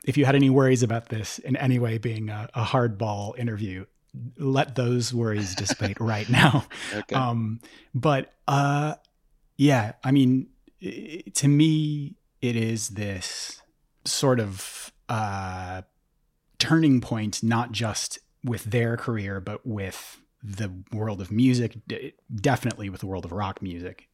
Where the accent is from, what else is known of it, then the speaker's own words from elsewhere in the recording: St. Paul, Minnesota, United States; I grew up in St. Paul and I used to work at First Avenue